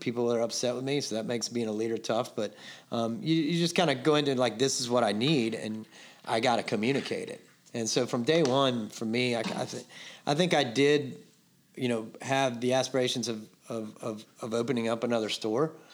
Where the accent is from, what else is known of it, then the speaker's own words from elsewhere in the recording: Atlanta, Georgia, United States; moved away as an adult; now in Charleston, United States; I grew up in Atlanta